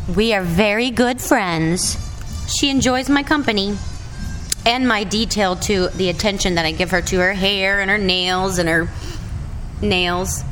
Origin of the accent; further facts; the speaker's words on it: North Carolina, United States; I'm really from North Carolina